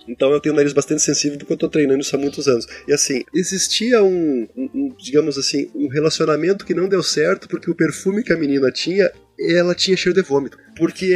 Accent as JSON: {"language": "Portuguese", "region": "Rio Grande do Sul", "country": "Brazil", "said": "eu digo bergamota, que eu sou gaúcho"}